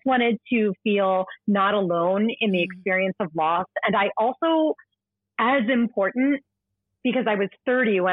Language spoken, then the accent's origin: English; Philadelphia, Pennsylvania, United States; moved away as an adult; now in New York City, United States; Philadelphia, which is my hometown